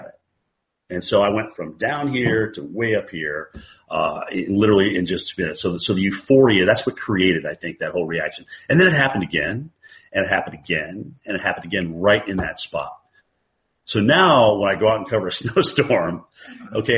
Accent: Vermont, United States; now in Atlanta, United States; I grew up in Vermont

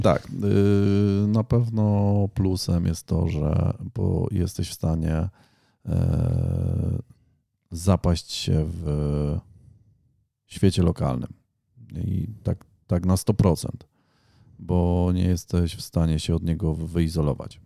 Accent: Ponidzie, Świętokrzyskie Voivodeship, Poland; pochodzę z województwa świętokrzyskiego. Całe życie mieszkałem na Ponidziu

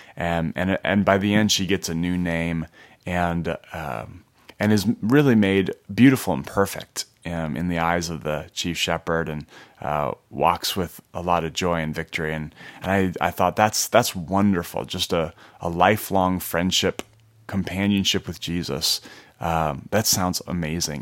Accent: Minnesota, United States; I grew up in Minnesota in a Christian home.

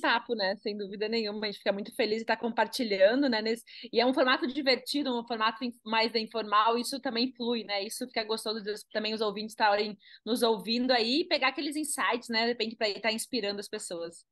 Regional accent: Carazinho, Rio Grande do Sul, Brazil; moved away as an adult; now in Gramado, Brazil; Sou do interior do Rio Grande do Sul, né? Eu sou de Carazinha, 400 quilômetros daqui

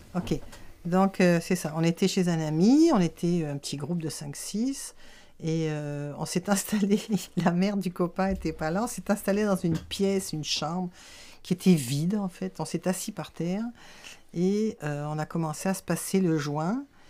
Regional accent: France; moved away as an adult; now in Quebec, Canada; je suis née en France. Euh, je suis au Québec depuis 40 ans

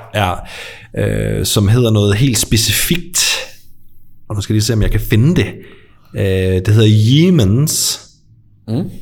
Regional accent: near Skovby, Als, Southern Denmark, Denmark; Skorby er ikke så langt fra, hvor jeg er vokset op.

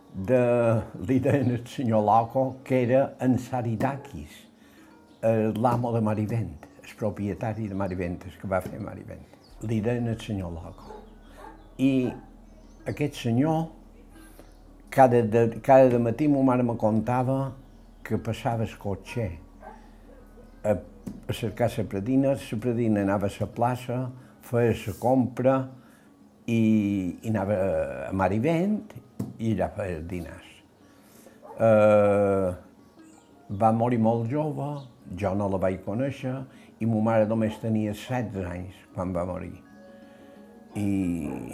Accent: Sa Pobla, Balearic Islands, Spain; Jo vaig néixer l'any 1939, eh, vaig néixer a la Pobla

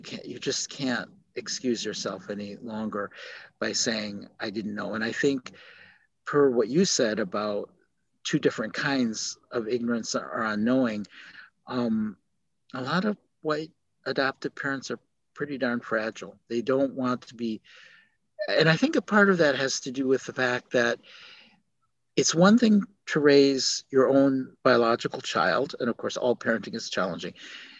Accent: South Korea; born there; Yeah, I was born in Korea.

